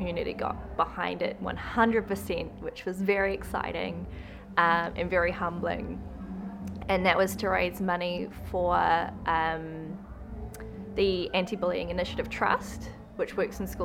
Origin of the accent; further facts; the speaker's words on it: Auckland, New Zealand; moved away as an adult; now in Waikino, New Zealand; I'm from Auckland.